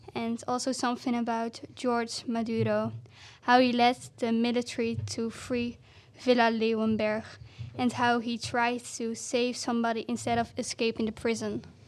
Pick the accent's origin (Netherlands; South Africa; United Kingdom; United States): Netherlands; I'm from the Netherlands